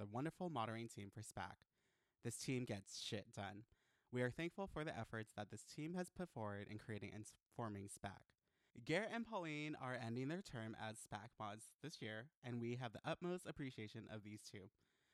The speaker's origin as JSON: {"language": "English", "country": "Guam", "moved": "yes", "lives_now": "United States", "said": "we were already Americans in Guam because we're American citizens."}